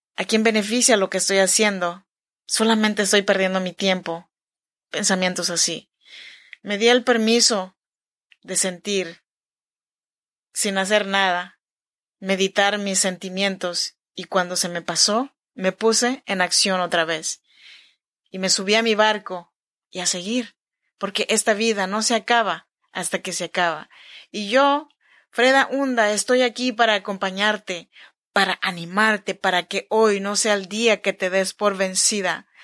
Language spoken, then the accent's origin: Spanish; Chinantec region, Oaxaca, Mexico; Yo soy mexicana, oaxaqueña de la región chinanteca